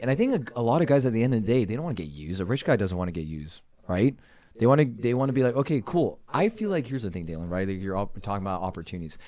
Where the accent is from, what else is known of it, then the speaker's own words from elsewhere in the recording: Los Angeles, California, United States; moved away as an adult; now in Arizona, United States; I grew up in Los Angeles, currently residing in the state of Arizona